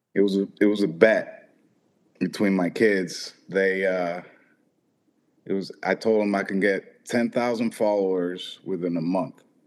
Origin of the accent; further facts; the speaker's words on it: Florida, United States; also born or lived in Boston, Massachusetts; I was raised and uh, I uh, moved here when I was like seven, I believe. So I was. I'm mostly Floridian